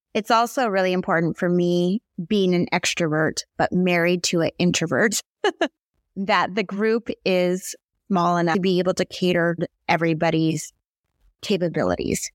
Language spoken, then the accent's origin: English; Seattle, Washington, United States; also born or lived in Hawaii; I moved back home from Hawaii. I was established there, but not in Seattle